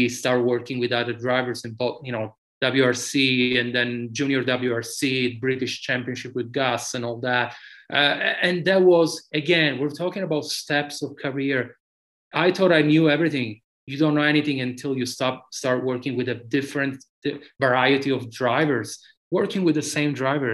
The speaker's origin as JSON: {"language": "English", "region": "Sicily", "country": "Italy", "tie": "born or raised there", "moved": "as an adult", "lives_now": "United States", "said": "I grew up in tarmac in the stages in Sicily"}